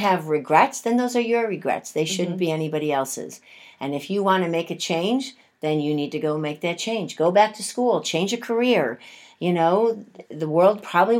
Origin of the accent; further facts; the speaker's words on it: Buffalo, New York, United States; growing up in Buffalo and having the family that we had.